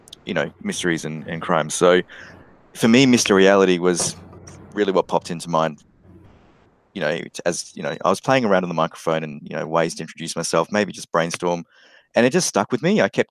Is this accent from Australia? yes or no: yes; Australia; being Australian